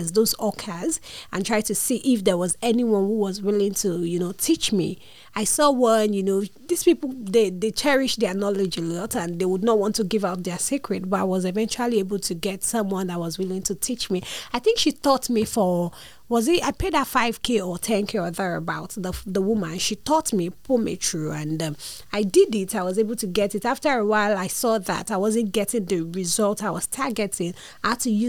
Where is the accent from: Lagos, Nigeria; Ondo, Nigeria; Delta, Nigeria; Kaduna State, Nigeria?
Lagos, Nigeria; I'm from a family of four, and I grew up in Lagos